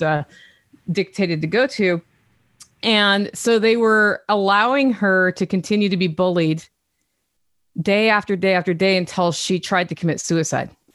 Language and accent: English; Oregon, United States; also born or lived in Europe; now in Tennessee, United States; I'm from Oregon